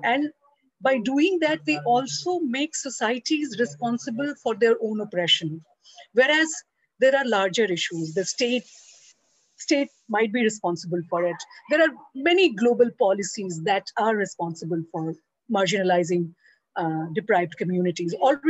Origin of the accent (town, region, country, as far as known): Bihar, India